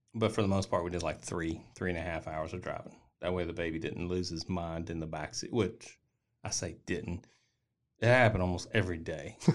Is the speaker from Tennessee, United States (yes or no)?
yes; Tennessee, United States; I'm from Tennessee